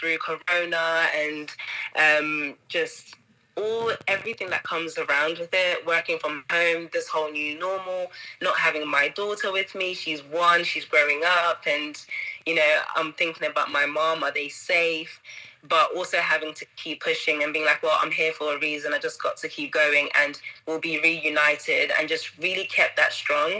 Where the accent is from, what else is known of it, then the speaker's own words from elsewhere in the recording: Zimbabwe; now in Cayman Islands; I'm from Zimbabwe